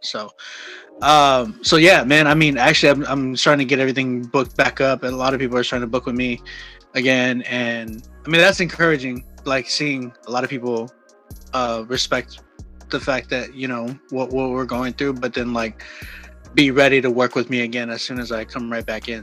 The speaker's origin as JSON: {"language": "English", "town": "San Antonio", "region": "Texas", "country": "United States", "moved": "as an adult", "lives_now": "Oklahoma, United States", "said": "I'm from San Antonio"}